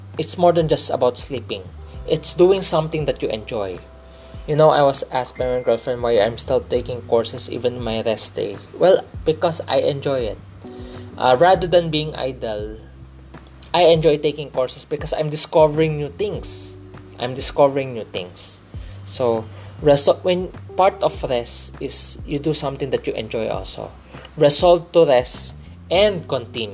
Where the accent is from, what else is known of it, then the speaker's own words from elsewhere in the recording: Philippines; fellow Filipino